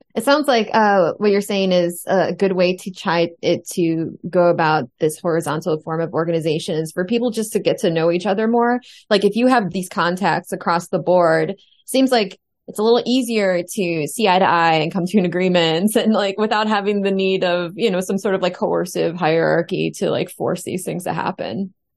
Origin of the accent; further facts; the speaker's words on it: United States; I'm the only American on this show